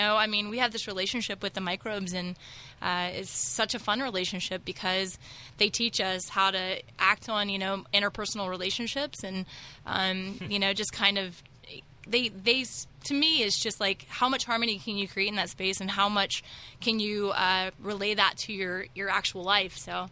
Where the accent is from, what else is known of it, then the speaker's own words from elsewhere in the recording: Alabama, United States; moved away as an adult; also born or lived in Florida; Well, I was born in Florida, hence the lack of accent, but I spent pretty much all my formative years in Alabama. So I left when I was 29, and I'm 38 now.